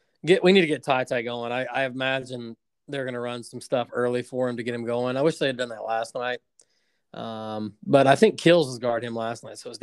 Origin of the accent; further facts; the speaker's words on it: Pikeville, Kentucky, United States; We're from Pikeville